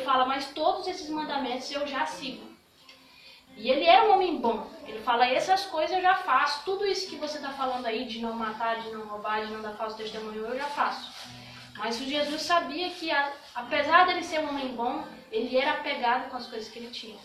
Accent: Brazil; eu sou brasileira

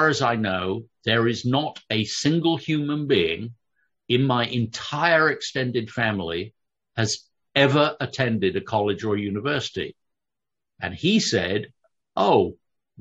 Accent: London, United Kingdom; I grew up in London

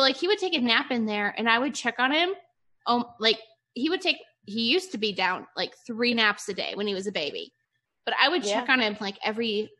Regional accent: Ohio, United States; born or raised there; moved away as an adult; now in Nevada, United States

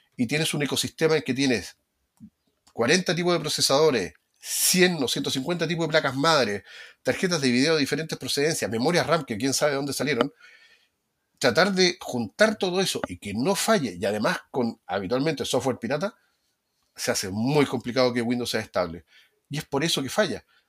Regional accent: Valparaíso, Chile; yo soy de Valparaíso

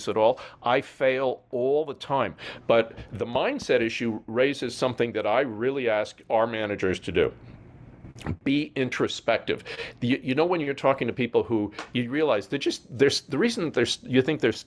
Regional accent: New York, United States; moved away as an adult; now in Hawaii, United States; I come from New York

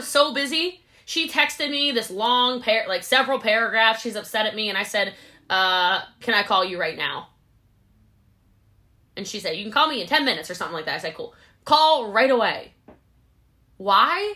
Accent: United States; I'm an American

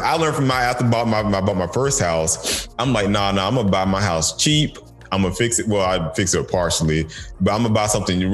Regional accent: Macon, Georgia, United States; now in Stone Mountain, United States; we left from Macon up here into Stone Mountain

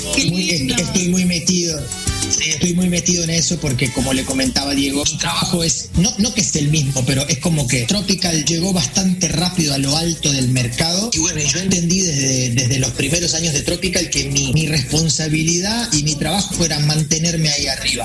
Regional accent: Uruguay; Y yo, uruguayo

